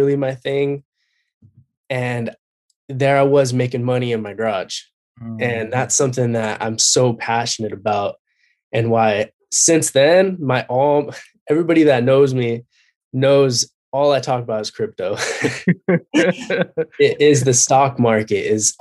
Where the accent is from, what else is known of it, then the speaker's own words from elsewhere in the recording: Covina, California, United States; I've been born and raised in Covina, California